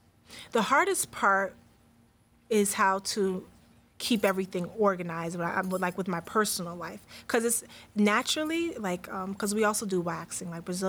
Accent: New York, United States; So, when I was raised in New York, but I went to New Jersey to be with my family, and that's where I was at getting my schooling and everything and stuff like that.

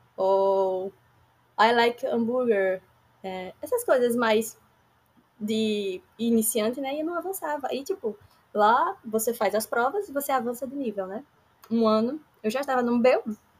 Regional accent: Aracaju, Sergipe, Brazil; Sou daqui de Aracaju, Sergipe

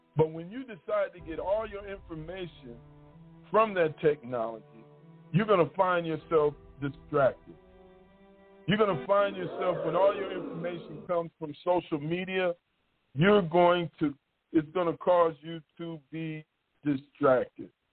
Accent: Michigan, United States; moved away as an adult; also born or lived in Mississippi Gulf Coast; now in Mississippi, United States; I'm from Michigan, and I grew up there my whole life.

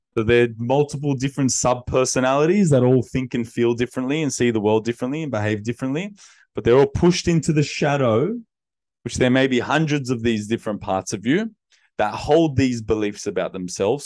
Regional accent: Sydney, New South Wales, Australia; I grew up in Western Sydney in my childhood years, and then, uh, teenage years was in the inner west of Sydney.

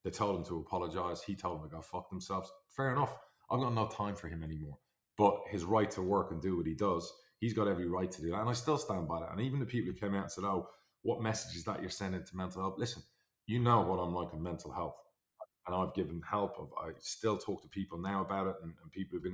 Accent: Ireland; I'm Irish.

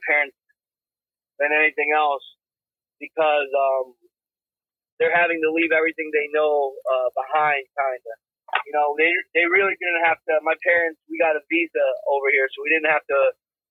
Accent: Guayaquil, Guayas, Ecuador; also born or lived in Florida, United States; now in United States; I was born in Guayaquil, Ecuador

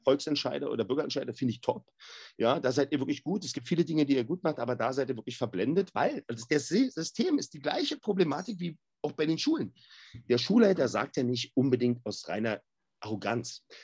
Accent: Berlin, Germany; ich komme aus Berlin-Neukölln. Und Berlin-Neukölln ist so ziemlich alles andere als die Schweiz

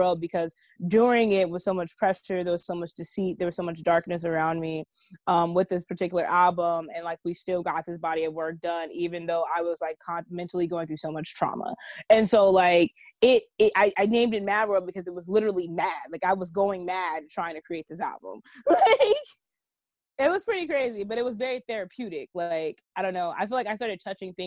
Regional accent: Los Angeles, California, United States; I'm from the hood. I'm from, like, 95th in Vermont.

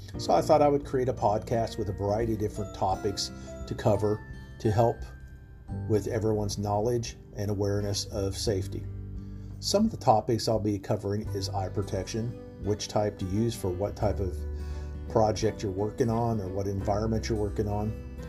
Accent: Charlotte, North Carolina, United States; I'm from Charlotte, North Carolina.

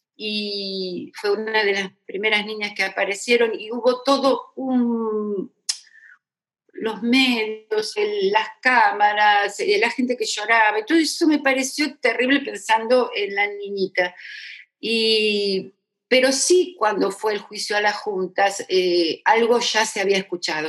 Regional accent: La Tablada, Buenos Aires Province, Argentina; se fueron a vivir cuando se casaron este, a, la tablada, la tablada, que en ese momento era campo, campo, y bueno, y yo nací en Capital, pero porque era el hospital más cerca que había

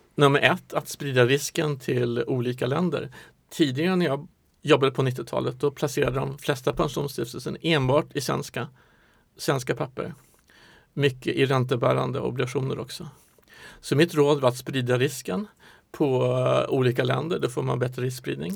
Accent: Stockholm, Stockholm County, Sweden; also born or lived in Norrland / Singapore; jag är född i Stockholm, har bott i Norrland ett tag

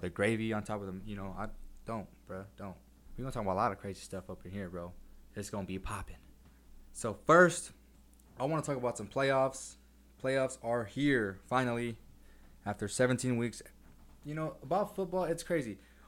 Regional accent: El Centro, California, United States; moved away as an adult; now in San Diego, United States; born and raised in El Centro, California, went to Central Union High School.

